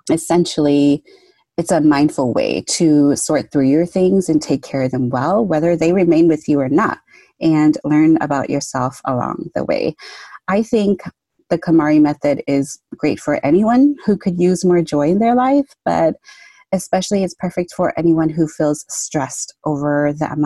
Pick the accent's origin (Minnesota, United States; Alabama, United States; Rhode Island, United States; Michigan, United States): Minnesota, United States; Twin Cities area; I'm from the Twin Cities area, Minnesota.